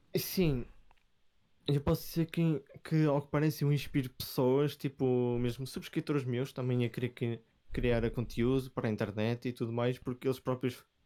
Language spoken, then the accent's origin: Portuguese; Vila Nova de Gaia, Norte, Portugal; eu sou de Gaia